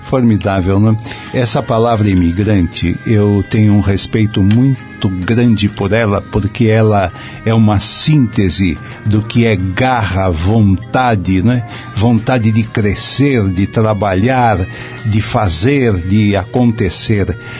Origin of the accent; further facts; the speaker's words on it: São Paulo, Brazil; a Moca, onde eu nasci